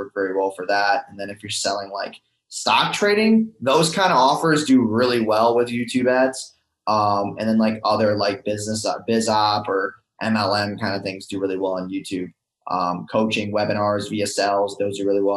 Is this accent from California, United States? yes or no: no; New York, United States; moved away as an adult; also born or lived in Orlando, Florida; now in Tampa, United States; I'm originally from New York